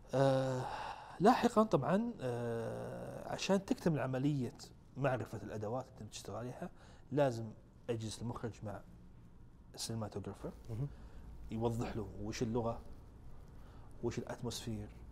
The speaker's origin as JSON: {"language": "Arabic", "country": "Saudi Arabia", "said": "احنا عندنا في السعوديه هنا"}